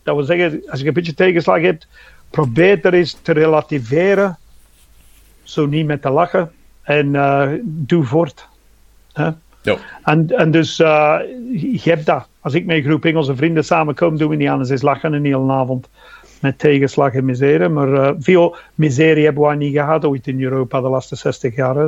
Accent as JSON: {"language": "Dutch", "region": "England", "country": "United Kingdom", "tie": "born or raised there", "second_language": "Dutch", "moved": "as an adult", "lives_now": "Belgium"}